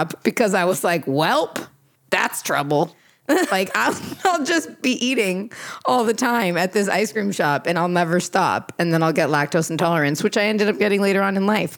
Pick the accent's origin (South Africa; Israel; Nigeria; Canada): Canada; first language Portuguese; English is a second language; I was born in Canada, but I learned how to speak Portuguese first because my grandparents brought me up.